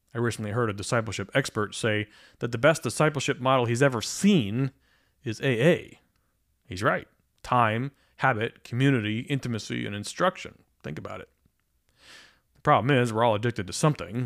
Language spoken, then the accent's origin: English; Pennsylvania, United States; I grew up in Pennsylvania